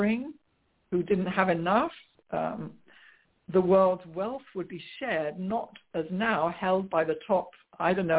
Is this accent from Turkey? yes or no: no; England, United Kingdom; moved away as an adult; also born or lived in London; now in United States; I grew up in England where I must say that religion is not such doesn't play such a prominent part with the majority of people as it does in the USA, where I now live